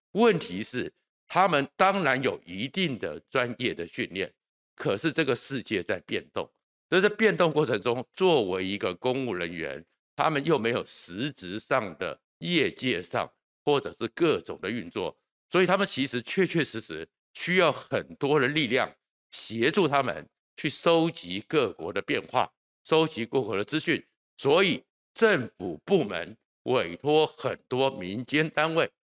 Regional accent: Taoyuan, Taiwan; 其实我是桃园人，我们的桃园哦

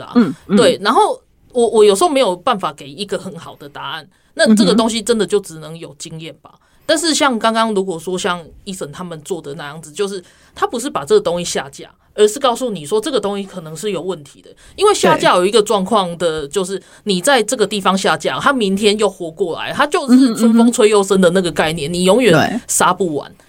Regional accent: Taiwan; 不过我觉得大家都都去支持我们台湾人自己的平台的时候，而且好好使用它

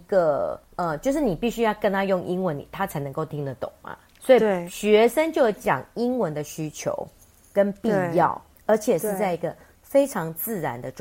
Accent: Taiwan; 我们台湾人。

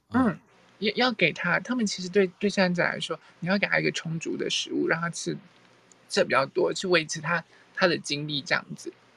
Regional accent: Taiwan; 我们台湾人可能很多人的建筑就会对臭豆腐有回应

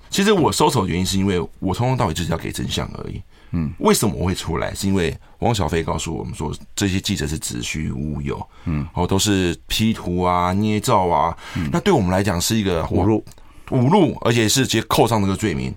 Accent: Taiwan; 我们在俊春长大

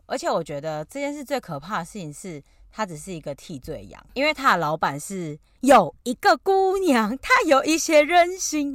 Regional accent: Taiwan; moved away; 讲我是台湾人的时候

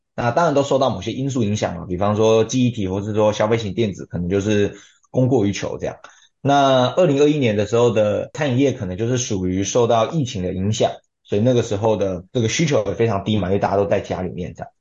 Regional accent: Pingtung County, Taiwan; moved away as an adult; now in Taipei, Taiwan; 我是贫东人，所以我上台北以前其实我是没有接触过投资的

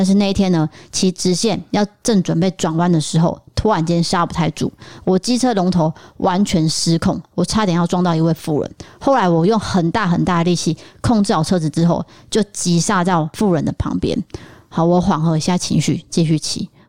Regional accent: Chiayi, Taiwan; 但是我是嘉义人，对于这个房屋的故事，我也是非常熟悉。

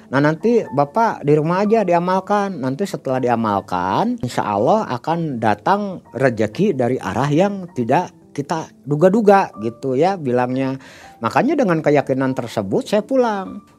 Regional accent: Bandung, West Java, Indonesia; Saya kebetulan kami berdua dari Bandung.

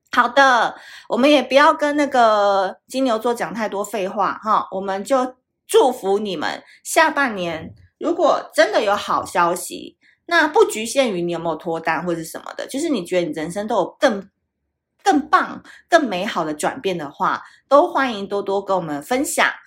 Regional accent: Tainan, Taiwan; now in Taipei, Taiwan; 台南就是大家都知道是我的故乡嘛，那虽然我，我长期是住在台北，但是呢，我哥哥他们一家人都还住在台南

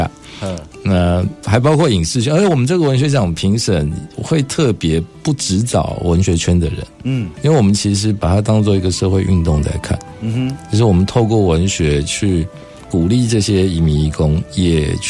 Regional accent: Taiwan; 我就是台湾人

